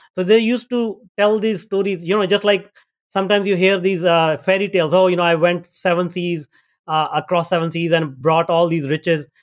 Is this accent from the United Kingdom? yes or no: no; India; moved away as an adult; also born or lived in North America; I grew up in India and, uh, I had a tough life back in India